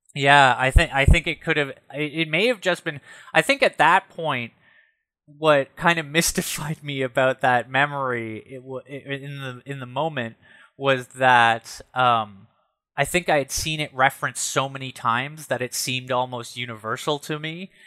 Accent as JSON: {"language": "English", "town": "Ottawa", "region": "Ontario", "country": "Canada", "tie": "born or raised there", "said": "when I was growing up in the South End"}